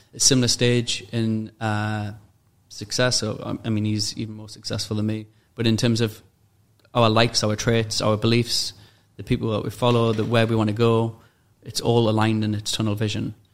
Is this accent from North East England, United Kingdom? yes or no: yes; Newcastle upon Tyne, North East England, United Kingdom; moved away as an adult; now in Dubai, United Arab Emirates; the environment I was at in uh, Newcastle